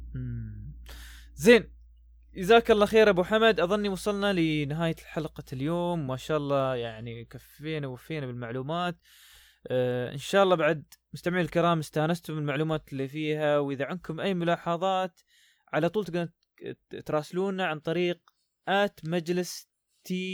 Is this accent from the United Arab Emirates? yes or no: yes; United Arab Emirates; عندنا في الإمارات